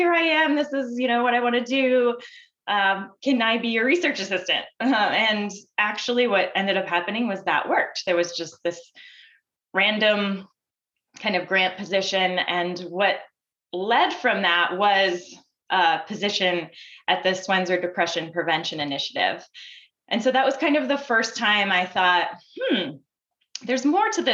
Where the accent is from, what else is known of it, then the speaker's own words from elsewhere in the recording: Maine, United States; I grew up in Maine